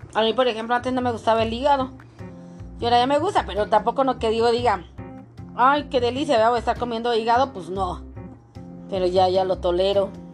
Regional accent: northern Mexico, Mexico; como buena mexicana

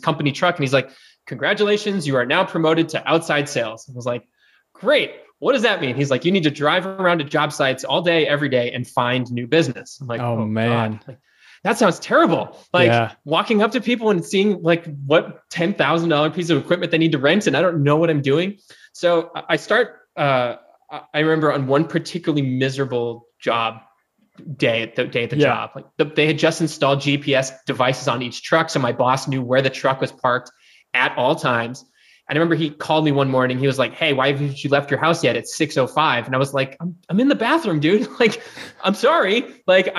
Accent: East Coast, United States; also born or lived in San Diego / Atlanta / New York City; now in Nashville, United States; I grew up on the East Coast.

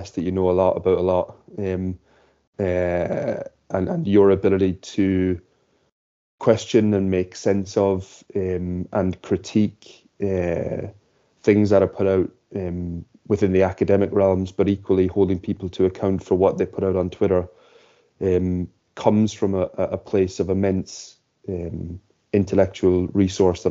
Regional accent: Ireland; we both share the same experience of growing up in Ireland

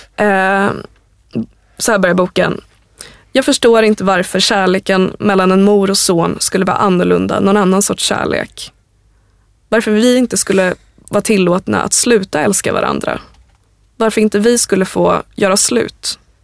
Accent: Sweden; vi svenskar

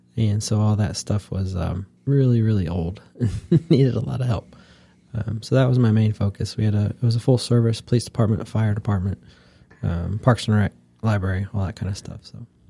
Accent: Wooster, Ohio, United States; moved away as an adult; now in North Carolina, United States; I'm from Northeast Ohio, a little town called Worcester

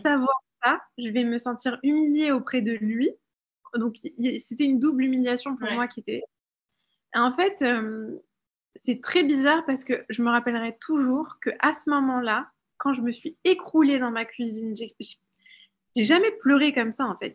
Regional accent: France; moved away as an adult; also born or lived in London; j'ai grandi en France

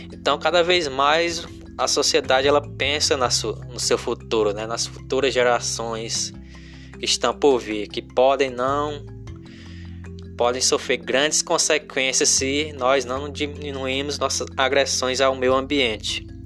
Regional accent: Crateús, Ceará, Brazil; aqui como eu sou do interior aqui de Crateus, né?

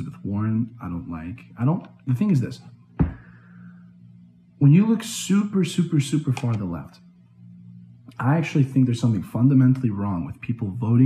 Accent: Šabac, Serbia; now in United States; my hometown in Šabac

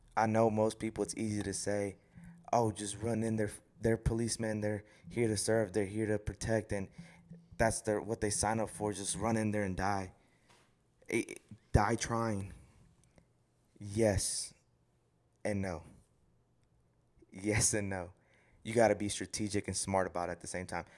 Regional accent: Houston, Texas, United States; I'm from Houston

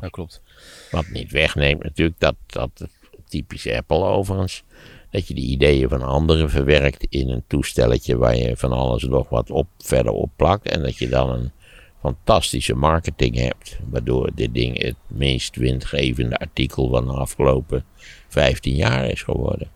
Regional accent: Netherlands

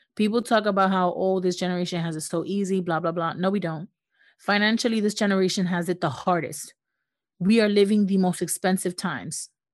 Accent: United States; also born or lived in New York; we're, we're, we're from the United States. We, we live in the United States

